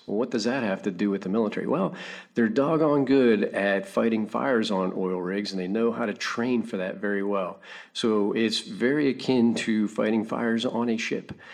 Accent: Pittsburgh, Pennsylvania, United States; now in Orlando, United States; I grew up in Pittsburgh, Pennsylvania

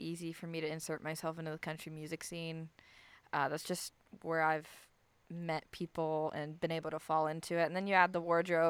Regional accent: Florida, United States; where are you from? I'm like, Florida.

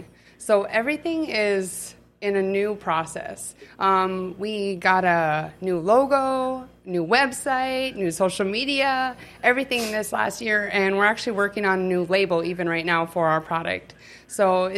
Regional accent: Grand Forks, North Dakota, United States; moved away as an adult; also born or lived in Brainerd, Minnesota; now in Kansas City, United States; I grew up here in Grand Forks, North Dakota

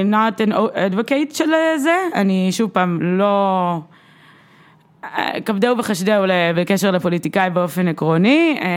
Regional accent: Russia; אני, אני, אני גם רוסייה ואני יכולה להתמודד עם ה...

